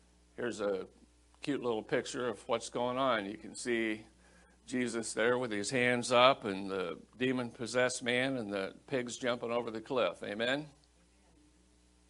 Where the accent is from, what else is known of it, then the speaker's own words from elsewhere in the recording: Iowa, United States; I grew up in Iowa and Iowa's a pork state